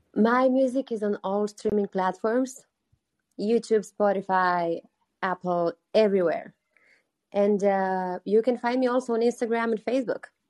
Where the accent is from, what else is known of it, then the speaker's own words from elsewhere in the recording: Botoșani, Botoșani County, Romania; moved away as an adult; now in Los Angeles, United States; Romania, which is my home country my hometown city is actually a couple miles from the Ukrainian border